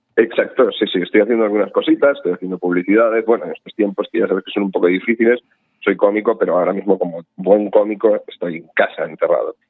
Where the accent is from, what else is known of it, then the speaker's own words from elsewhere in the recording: Menorca, Balearic Islands, Spain; now in Barcelona, Spain; ahora estoy en Menorca, estoy en Menorca disfrutando de mi tierra, que yo soy de aquí